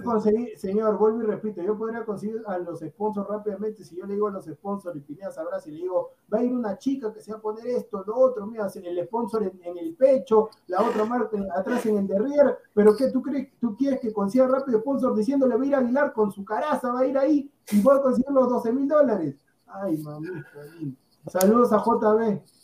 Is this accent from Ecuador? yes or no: no; Peru; nosotros somos peruanos también